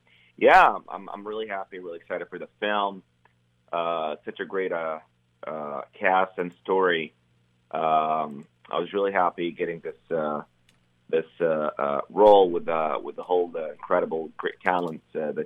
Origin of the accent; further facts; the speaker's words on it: Cairo, Cairo Governorate, Egypt; moved away as an adult; I grew up in Cairo, Egypt.